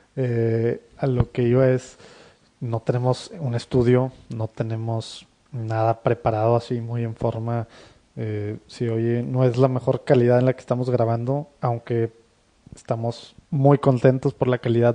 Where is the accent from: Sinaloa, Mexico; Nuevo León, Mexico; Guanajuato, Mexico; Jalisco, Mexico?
Nuevo León, Mexico; Monterrey; somos de Monterrey, ambos, y aquí estamos casi toda nuestra vida, salvo temas de estudios